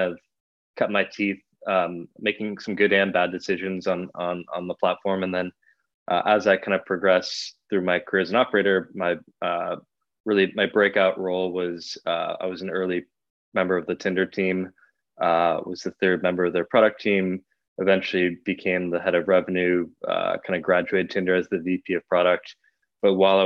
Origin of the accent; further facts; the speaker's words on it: Bay Area, California, United States; I grew up in the Bay Area, about 5 minutes from Sand Hill Road